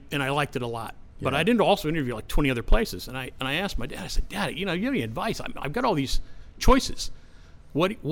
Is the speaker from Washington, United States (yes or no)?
no; Pittsburgh, Pennsylvania, United States; when I grew up in Pittsburgh, it was a much grittier city.